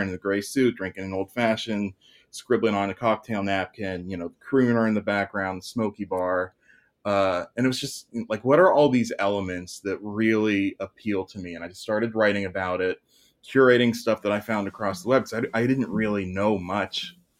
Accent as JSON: {"language": "English", "town": "Pittsburgh", "region": "Pennsylvania", "country": "United States", "tie": "born or raised there", "said": "I'm in Pittsburgh"}